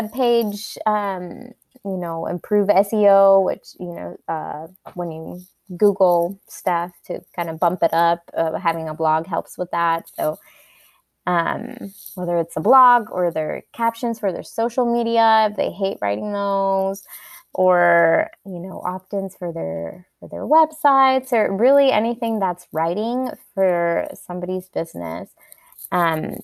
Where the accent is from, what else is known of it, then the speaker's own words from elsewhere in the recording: Costa Rica; moved away as an adult; now in North Carolina, United States; I was born and raised in Costa Rica, and I moved here when I was 18 to go to college.